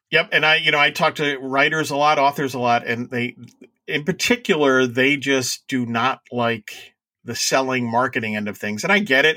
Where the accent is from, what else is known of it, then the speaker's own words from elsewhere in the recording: New York, United States; I'm a New Yorker